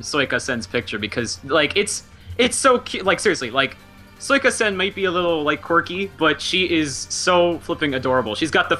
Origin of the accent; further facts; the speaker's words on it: Pennsylvania, United States; born or raised there